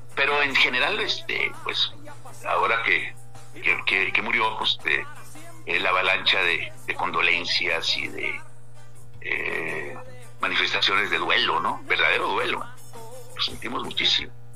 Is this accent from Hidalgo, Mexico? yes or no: no; La Paz, Baja California Sur, Mexico; ambos somos de, nativos de La Paz, de familias fundadoras